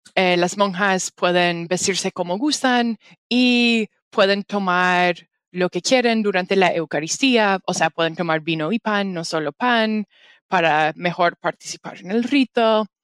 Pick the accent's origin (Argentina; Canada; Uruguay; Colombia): Canada; Spanish is a second language; yo soy canadiense, no soy mexicana